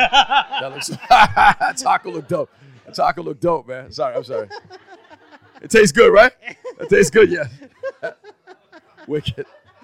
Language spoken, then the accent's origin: English; Toronto, Ontario, Canada; also born or lived in North York; North York was like Don Mills and Shepherd for a while, then deeper into Scarborough after that.